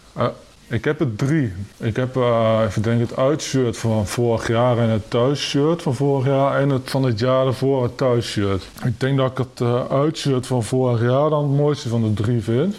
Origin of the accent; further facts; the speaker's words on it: Kampen, Overijssel, Netherlands; geboren en getogen in Kampen